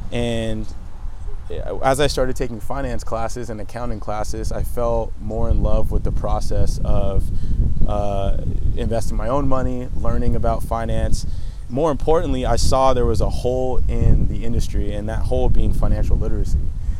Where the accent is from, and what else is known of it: Los Angeles, California, United States; born or raised there; also born or lived in Canada